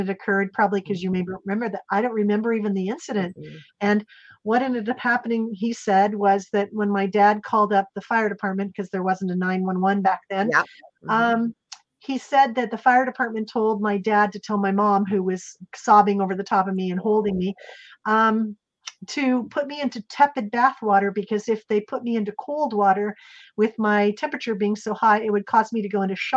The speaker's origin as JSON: {"language": "English", "town": "Salem", "region": "Oregon", "country": "United States", "tie": "born or raised there", "said": "I was raised in Salem, Oregon, and I was born there"}